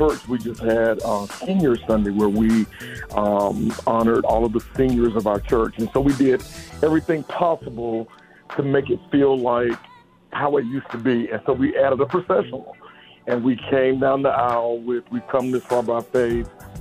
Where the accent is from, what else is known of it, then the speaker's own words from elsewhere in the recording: Thomasville, Georgia, United States; I'm originally from Thomasville, Georgia. I'm a Southern boy, Thomasville, Georgia, born and raised